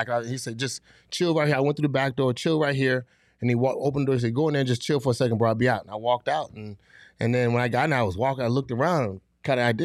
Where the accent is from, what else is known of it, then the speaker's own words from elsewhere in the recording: Fort Lauderdale, Florida, United States; I'm already from Fort Lauderdale. I'm 45 minutes away from the U.